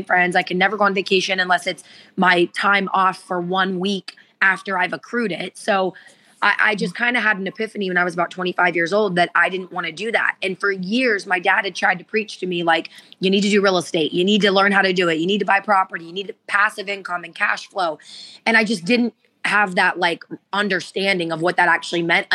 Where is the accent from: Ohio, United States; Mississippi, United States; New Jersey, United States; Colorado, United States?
Ohio, United States; West Virginia; moved away as an adult; now in Florida, United States; Where I grew up in Ohio, it was very gray